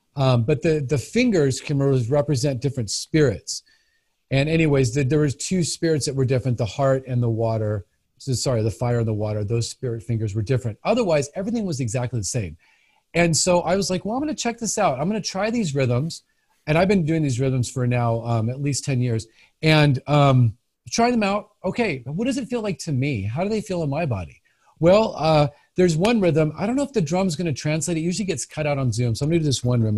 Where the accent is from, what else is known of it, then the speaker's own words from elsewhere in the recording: Los Angeles, California, United States; moved away as an adult; also born or lived in San Francisco / Santa Barbara / Flagstaff; now in Salem, United States; I grew up in Los Angeles. I was born in Hollywood, actually